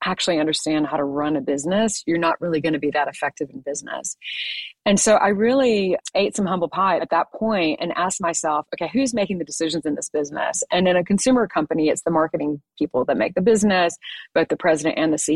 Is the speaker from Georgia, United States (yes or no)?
yes; Atlanta, Georgia, United States; I'm actually from Atlanta, by the way, which is where I am right now